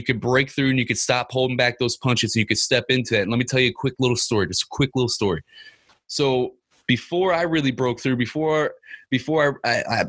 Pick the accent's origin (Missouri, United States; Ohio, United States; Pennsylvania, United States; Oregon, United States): Missouri, United States; Ferguson; I grew up in Ferguson, Missouri